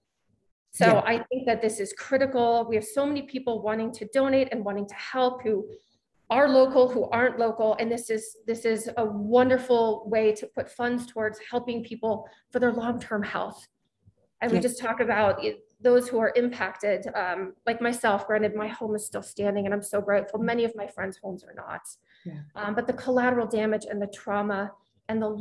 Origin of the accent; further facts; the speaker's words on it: Boulder, Colorado, United States; also born or lived in Louisville, Colorado; I grew up in Boulder, Colorado